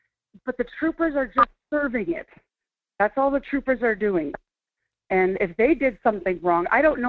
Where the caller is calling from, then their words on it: Fairbanks, Alaska, United States; I'm in Fairbanks.